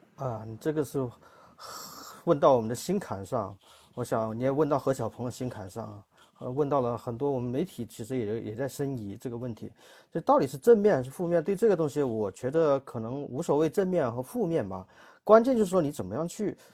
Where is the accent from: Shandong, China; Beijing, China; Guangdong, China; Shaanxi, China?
Guangdong, China; 用我们广东话来说